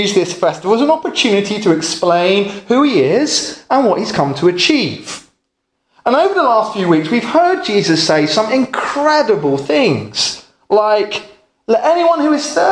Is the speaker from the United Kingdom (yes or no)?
yes; England, United Kingdom; where I come from in England